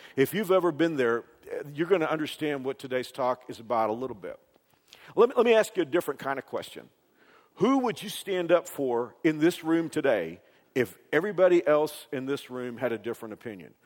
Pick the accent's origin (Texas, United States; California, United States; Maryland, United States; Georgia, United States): Texas, United States; Dallas Fort Worth area; moved away; I grew up in the Dallas Fort Worth area